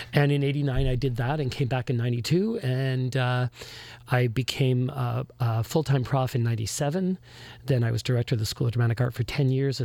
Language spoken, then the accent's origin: English; Toronto, Ontario, Canada; moved away as an adult; also born or lived in Newfoundland; now in Windsor, Canada; I'm originally from Toronto